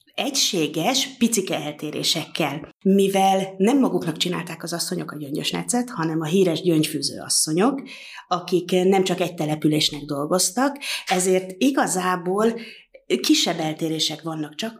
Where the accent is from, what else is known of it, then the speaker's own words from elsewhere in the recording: Tászár, Somogy, Hungary; egy nagyon hagyományos közösségből származom, hogy én a Somogy megyei táskáról jövök